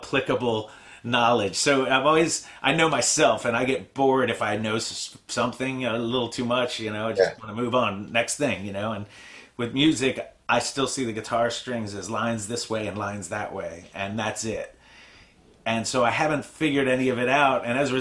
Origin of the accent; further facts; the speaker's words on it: Bowie, Maryland, United States; also born or lived in Annapolis, Maryland / Portland, Oregon; I grew up in Bowie, South Bowie, and then when I graduated high school, I moved to Annapolis and just kind of always lived in Annapolis.